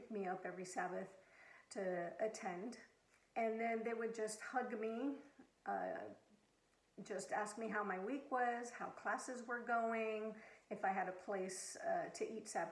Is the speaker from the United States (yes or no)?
yes; Southern California, United States; moved away as an adult; also born or lived in Abilene, Texas; Growing up in Southern California